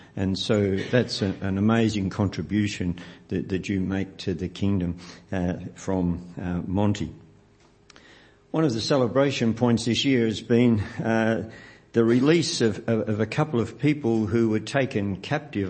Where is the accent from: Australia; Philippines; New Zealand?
Australia; Melbourne, Victoria; Nancy and I grew up in the West